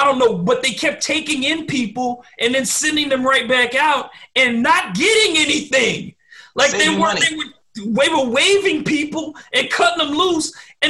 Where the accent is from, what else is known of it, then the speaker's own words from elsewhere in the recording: Detroit, Michigan, United States; I love Detroit. That's my hometown.